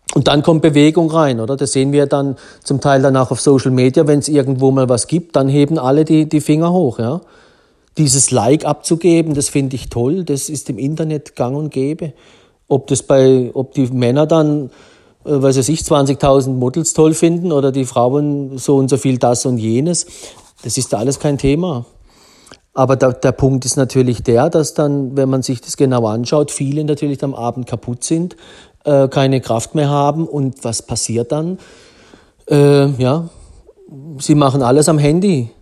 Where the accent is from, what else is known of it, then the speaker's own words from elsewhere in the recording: Black Forest, Baden-Württemberg, Germany; vom Schwarzwald, wo ich aufgewachsen bin